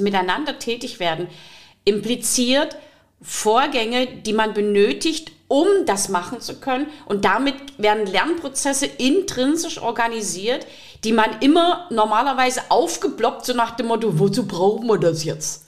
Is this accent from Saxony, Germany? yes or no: yes; Riesa, Saxony, Germany; Ich komme aus Riesa